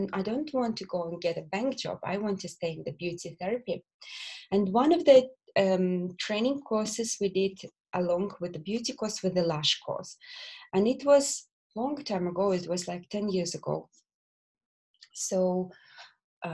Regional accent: Belarus; English is a second language; moved away as an adult; also born or lived in Bolton, England; now in England; I'm not originally from England. I'm from Belarus. I was born in Belarus, and there I spent all my childhood, and I went to university there.

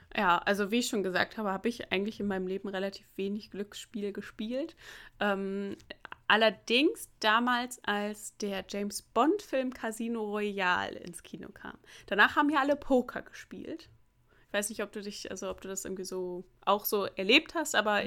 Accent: Germany; moved away; weil meine Heimatstadt ja relativ nah an der holländischen Grenze ist

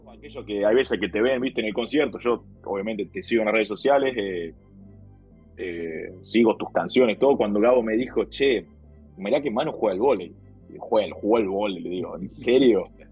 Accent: Argentina; nosotros como argentinos

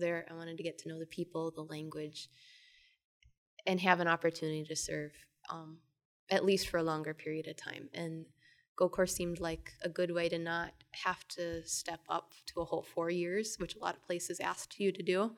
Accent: Twin Cities area of Minnesota, United States; I am from the Twin Cities area of Minnesota

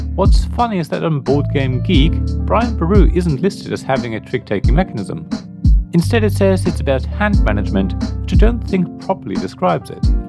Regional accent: Germany; Growing up in Germany

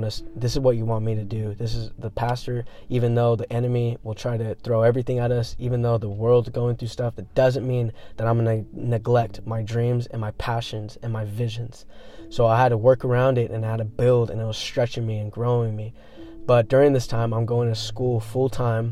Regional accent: Manteca, California, United States; moved away as an adult; now in Modesto, United States; I grew up in Manteca

